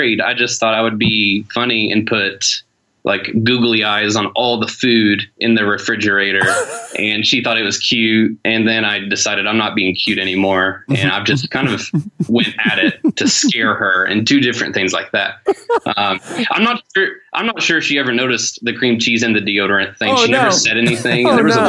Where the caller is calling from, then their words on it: Detroit, Michigan, United States; I am calling you from South Detroit.